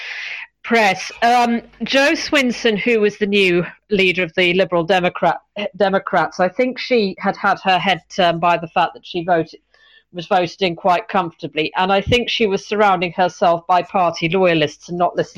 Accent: East Anglia, East of England, United Kingdom; I'm from East Anglia myself, so I kind of know the area

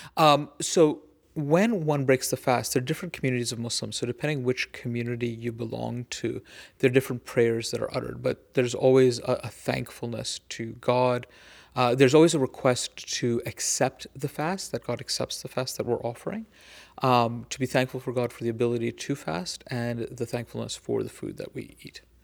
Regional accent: United States; as an American

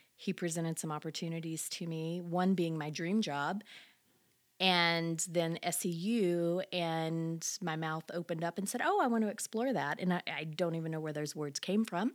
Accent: Louisiana, United States; moved away; I'm originally from Louisiana

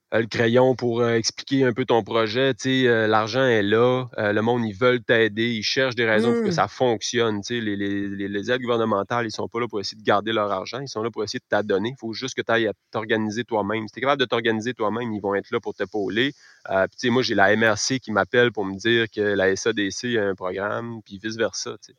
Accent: Caplan, Quebec, Canada; moved away; also born or lived in Rosemont, Montreal; je suis natif de Caplan. Je suis revenu euh, m'établir ici il y a deux ans

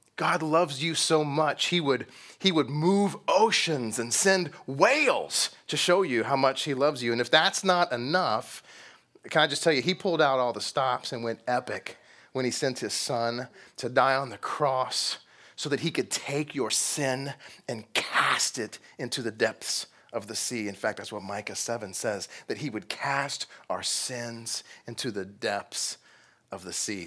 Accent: Texas, United States; I'm from Texas.

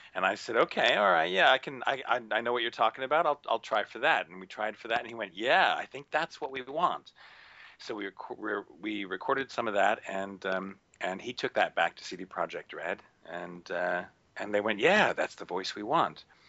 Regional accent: United States; moved away as an adult; now in United Kingdom; I grew up in the States. I did all my training in the States

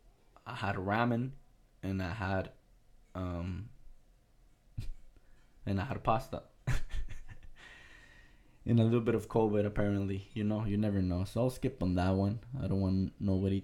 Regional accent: United States; I'm American

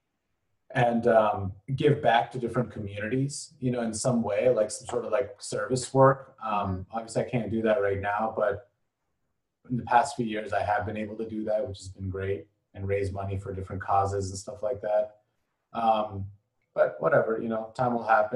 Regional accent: Bangladesh; also born or lived in Europe / Middle East / Asia / Luxembourg; now in United States; I'm from Bangladesh.

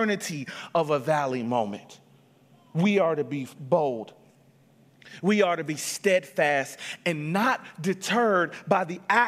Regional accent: Atlanta, Georgia, United States; moved away; I was from Atlanta.

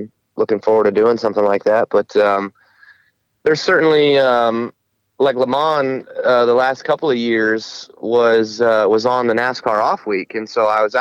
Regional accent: Las Vegas, Nevada, United States; when I was a kid and growing up in Las Vegas

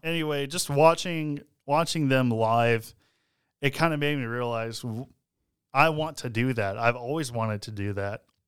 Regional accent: Texas, United States; We're from Texas.

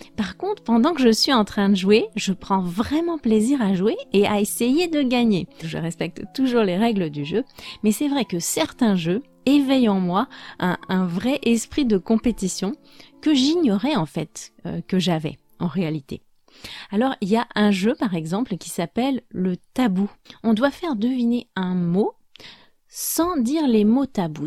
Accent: France; je suis française

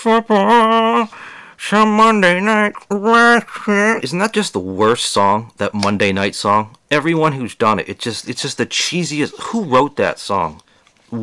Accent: Boston, Massachusetts, United States; moved away; I came from Boston

